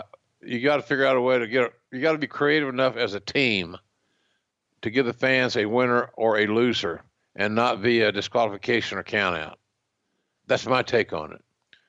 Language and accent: English; Oklahoma, United States; another Okie who has to wear a hat.